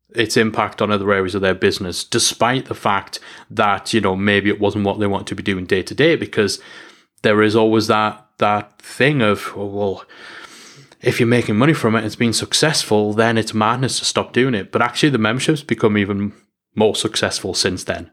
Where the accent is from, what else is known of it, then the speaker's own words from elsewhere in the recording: North East England, United Kingdom; I'm English and I'm from the northeast of England